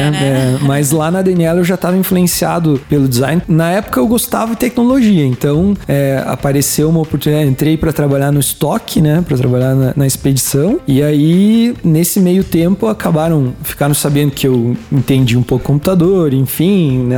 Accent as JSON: {"language": "Portuguese", "town": "Caçador", "region": "Santa Catarina", "country": "Brazil", "tie": "born or raised there", "moved": "yes"}